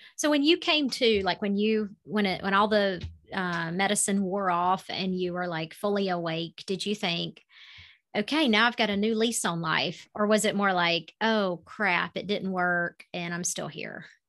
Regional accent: the South, United States; accent: Southern; that's my Southern accent

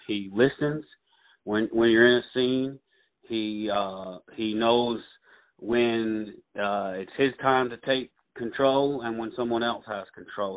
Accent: Russellville, Alabama, United States; I grew up in Muscle Shoals. I was uh, I was oh, raised actually, yeah, I, I was raised actually in Franklin County in uh, Russellville and uh, Muscle Shoals area

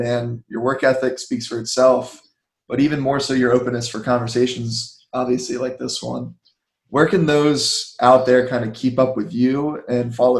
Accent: United States; also born or lived in Delaware; growing up in Montgomery County, it's a very diverse

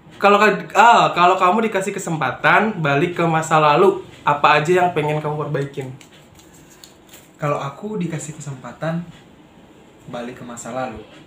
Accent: Manado, North Sulawesi, Indonesia; Aku asal dari Manado

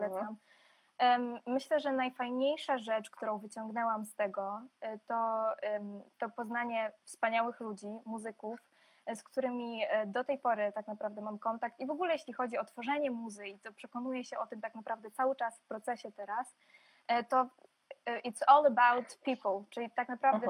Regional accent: Poland; moved away as an adult; also born or lived in Belarus / Warsaw; now in London, United Kingdom; z pochodzenia Białorusinką, urodziłam się na Białorusi, ale całe swoje życie mieszkam w Polsce

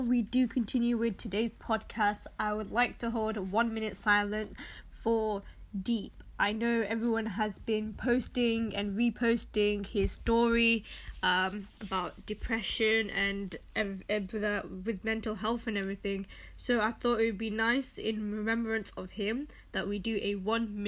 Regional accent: Manchester, North West England, United Kingdom; moved away as an adult; also born or lived in Birmingham; I studied in Birmingham, and I'm originally from Manchester.

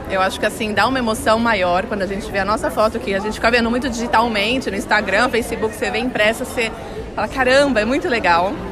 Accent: São Caetano do Sul, São Paulo, Brazil; Eu sou de São Caetano, de São, São Paulo.

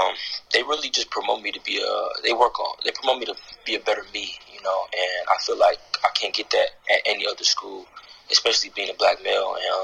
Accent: Atlanta, Georgia, United States; also born or lived in Bronx, New York / Cincinnati; I was born in New York, and my mother thought it wasn't a good idea to raise me out in the Bronx, so she moved me down here to Atlanta.

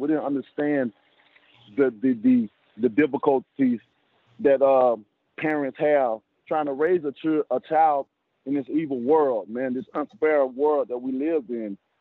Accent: the South, United States; I'm from the South, so I'm from the South, and I got a lot of cooks in my family

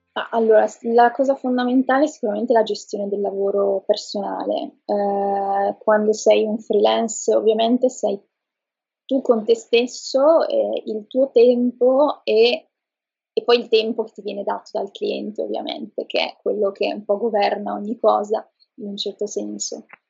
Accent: Trieste, Friuli-Venezia Giulia, Italy; moved away as an adult; now in Milan, Italy; sono di Trieste, però vivo da qualche anno a Milano

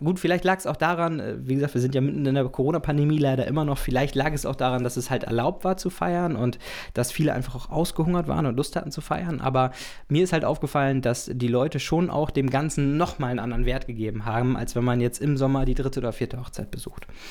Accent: the North, Northern Germany, Germany; ich komme aus aus dem Norden

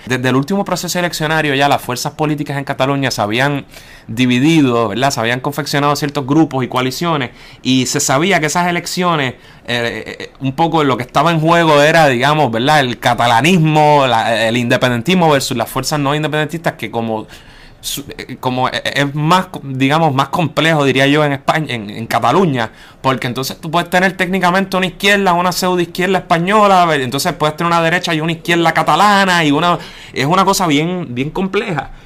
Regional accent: Puerto Rico; also born or lived in Barcelona; como nosotros, como puertorriqueños independentistas

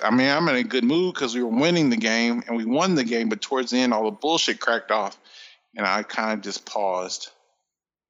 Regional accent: Indiana, United States; I am from Indiana

